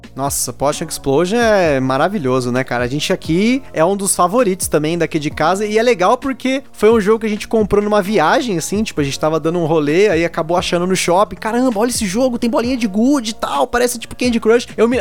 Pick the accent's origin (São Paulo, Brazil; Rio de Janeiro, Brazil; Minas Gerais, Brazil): São Paulo, Brazil; minha adolescência, que estava na ETEC aqui de São Paulo